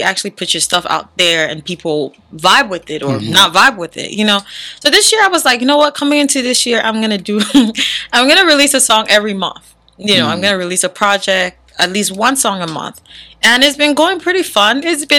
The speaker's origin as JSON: {"language": "English", "town": "Bonsall", "region": "Northwest Region", "country": "Cameroon", "tie": "born there", "said": "I'm Cameroonian. What part of Cameroon? Okay, good story. I was born in Bonsall, Cameroon. Bonsall, yeah. But my parents, my whole family is from Batibo."}